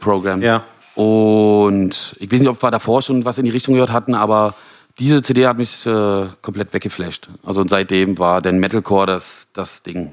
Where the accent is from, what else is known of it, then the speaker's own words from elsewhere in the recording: Genthin, Saxony-Anhalt, Germany; moved away as an adult; now in Berlin, Germany; komme eigentlich aus dem Osten der Republik, äh, aus Güsen, Gentin